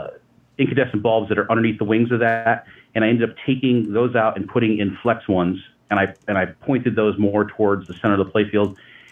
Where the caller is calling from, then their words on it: upstate New York, United States; I'm calling from upstate New York